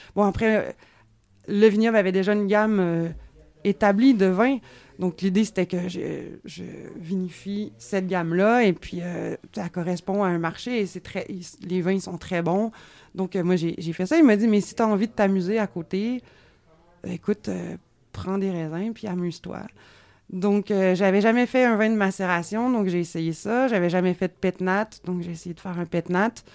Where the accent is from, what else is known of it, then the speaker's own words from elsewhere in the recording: Quebec, Canada; also born or lived in Beaujolais, France; je suis québécoise, et je suis vigneronne